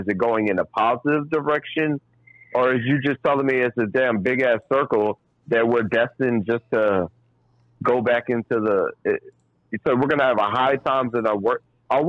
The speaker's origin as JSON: {"language": "English", "country": "Trinidad & Tobago", "said": "We're gonna go West Indian. We're gonna go because I'm West Indian. I'm from Trinidad and Tobago. Trinidad and Tobago."}